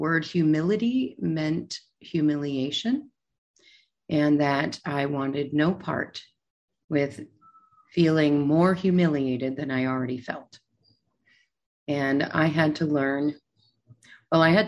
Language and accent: English; New York City, New York, United States; I'm a New Yorker. I'm in New York City